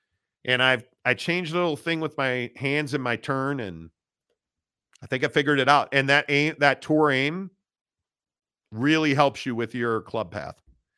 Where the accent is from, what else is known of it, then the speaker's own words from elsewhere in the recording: Detroit, Michigan, United States; I'm from Detroit, so have to rub it in.